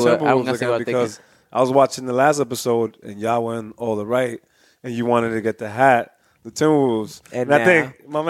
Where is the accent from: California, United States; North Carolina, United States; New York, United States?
New York, United States; New York City; I'm from Corona, Queens.